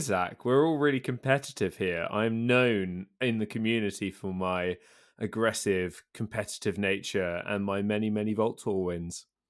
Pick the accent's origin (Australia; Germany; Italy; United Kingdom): United Kingdom; I'm British